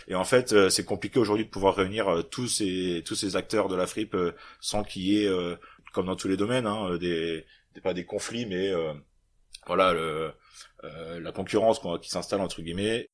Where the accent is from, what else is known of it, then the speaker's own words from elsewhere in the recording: Normandy, France; je suis arrivé chez moi en Normandie